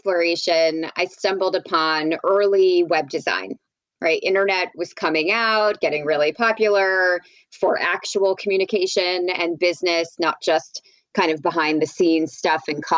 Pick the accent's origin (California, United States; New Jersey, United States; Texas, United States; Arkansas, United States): New Jersey, United States; New Brunswick; moved away; I grew up in New Jersey